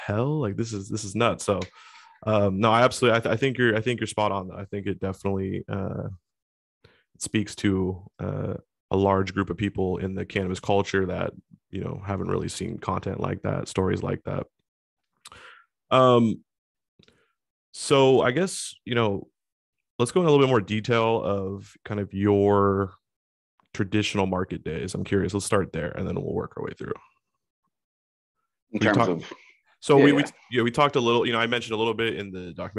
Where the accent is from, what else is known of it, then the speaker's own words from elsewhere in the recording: Washington, United States; my home state, Washington State